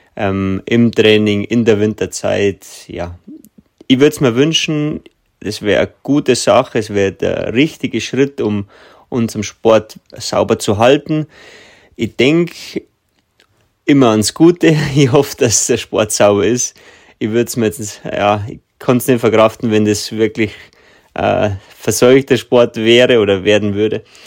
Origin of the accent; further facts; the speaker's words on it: Germany; bei uns in Deutschland